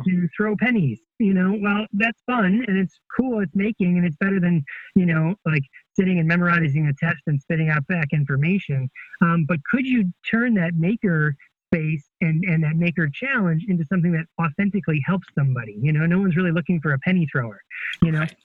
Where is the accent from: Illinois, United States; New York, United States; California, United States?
New York, United States; Buffalo; now in Virginia, United States; I'm in Virginia, but I grew up in Buffalo